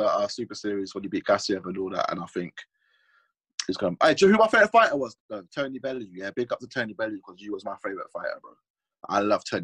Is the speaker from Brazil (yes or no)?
no; Swindon, South West England, United Kingdom; I was born in Swindon